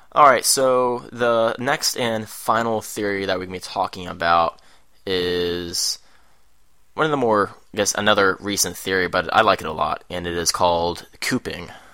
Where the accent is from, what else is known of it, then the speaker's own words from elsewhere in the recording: Richmond, Virginia, United States; Richmond, Virginia when he was a little kid, and, which is my hometown